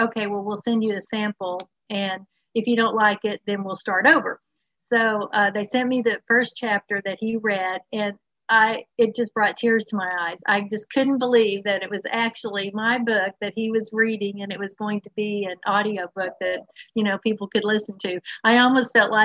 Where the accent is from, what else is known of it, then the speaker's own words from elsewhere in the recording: Dallas, Texas, United States; also born or lived in East Coast; now in Houston, United States; I am a native Texan. I happen to live in Houston, Texas now. I grew up in the Dallas area